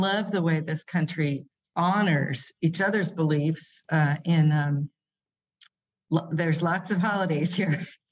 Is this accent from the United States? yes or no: yes; San Jose, California, United States; moved away as an adult; now in Kuala Lumpur, Malaysia; I grew up in California, in I sometimes say San Jose before it was Silicon